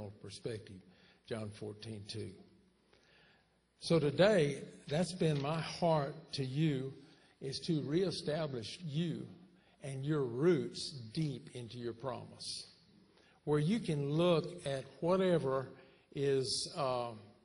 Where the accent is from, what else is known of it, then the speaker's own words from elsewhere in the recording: Texas, United States; we're from Texas